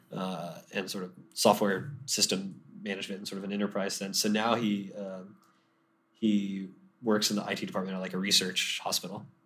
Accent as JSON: {"language": "English", "town": "Deltona", "region": "Florida", "country": "United States", "tie": "born or raised there", "said": "I grew up in a suburb of Orlando called Deltona"}